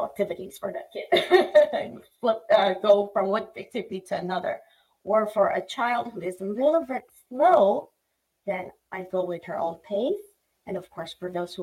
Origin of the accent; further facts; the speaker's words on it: Philippines; now in United States; I was born and raised in the Philippines.